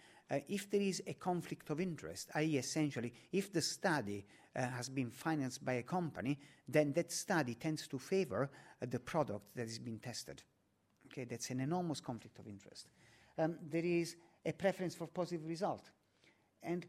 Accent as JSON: {"language": "English", "town": "Naples", "region": "Campania", "country": "Italy", "tie": "born or raised there", "moved": "yes", "lives_now": "London, United Kingdom", "said": "Naples, my hometown, the home of pizza."}